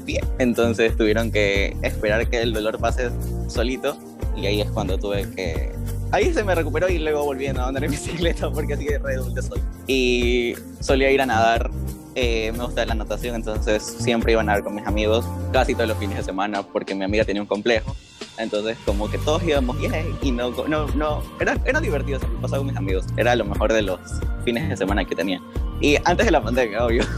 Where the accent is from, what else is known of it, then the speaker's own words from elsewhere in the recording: Ecuador; soy de Ecuador.